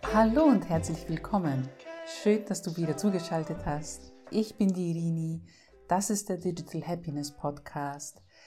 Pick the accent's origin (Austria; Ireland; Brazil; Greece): Greece; als Griechin